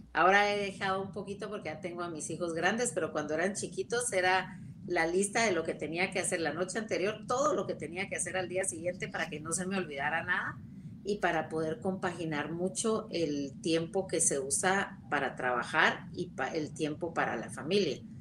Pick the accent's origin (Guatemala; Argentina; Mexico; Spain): Guatemala; somos la mitad de Guatemala mujeres